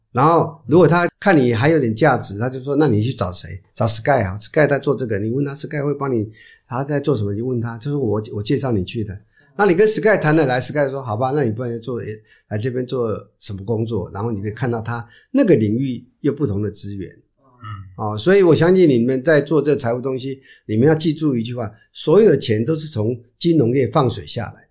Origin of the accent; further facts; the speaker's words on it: Taiwan; 不瞒说我们都在台湾长大嘛，就会碰到这些事情，因为我们比较封闭，没什么地方什么可以投资的